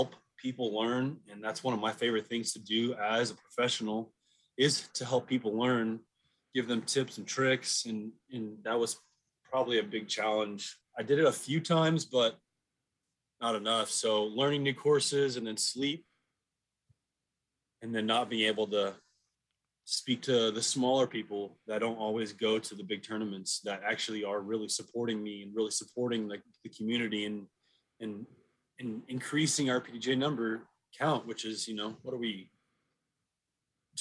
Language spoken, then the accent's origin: English; Dallas, Texas, United States; I grew up down the street. I've lived in Dallas-Fort Worth all my life